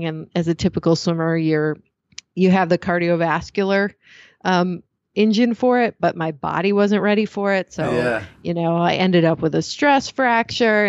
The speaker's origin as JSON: {"language": "English", "region": "Michigan", "country": "United States", "tie": "born or raised there", "also_born_or_lived": "Chicago", "moved": "as an adult", "lives_now": "Napa, United States", "said": "I grew up in Michigan"}